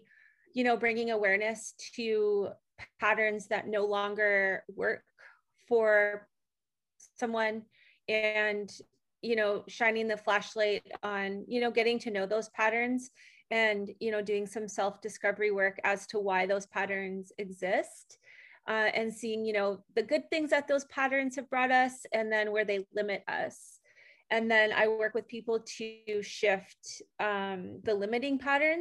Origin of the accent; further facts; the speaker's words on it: Canada; moved away as an adult; now in Costa Rica; I was born in Canada. I moved to Costa Rica 11 years ago.